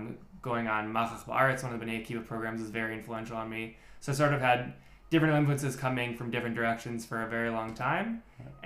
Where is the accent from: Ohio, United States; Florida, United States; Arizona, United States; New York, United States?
Ohio, United States; Cleveland; moved away as an adult; now in Netanya, Israel; I'm from Cleveland, Ohio, originally.